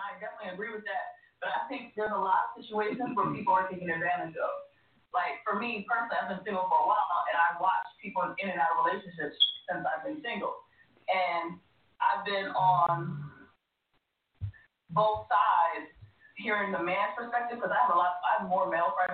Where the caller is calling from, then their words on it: Laurel, Maryland, United States; …, Laurel, Maryland.